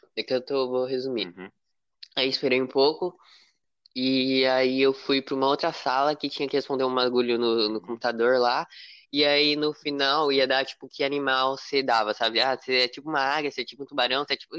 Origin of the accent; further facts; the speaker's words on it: São Paulo, Brazil; eu sou do estado de São Paulo